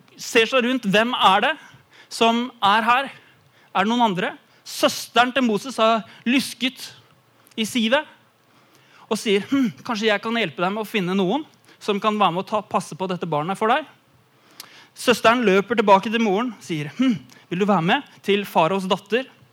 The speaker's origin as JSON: {"language": "Norwegian", "region": "Eastern Norway", "country": "Norway", "moved": "yes", "said": "jeg kommer fra Østlandet"}